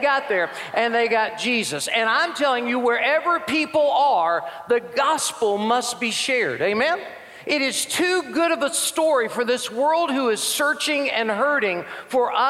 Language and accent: English; Birmingham, Alabama, United States; I'm an evangelist from Birmingham. Been here all my life. Love the state of Alabama.